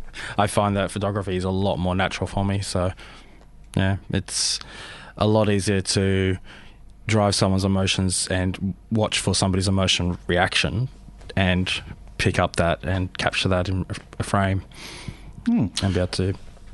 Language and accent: English; Sydney, New South Wales, Australia; born there; also born or lived in Adelaide / Canberra; now in Melbourne, Australia; I was born in Sydney.